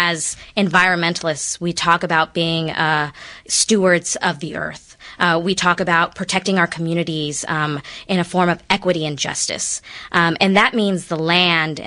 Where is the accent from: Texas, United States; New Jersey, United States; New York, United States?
Texas, United States; Houston; also born or lived in California; I was born in California and raised in Houston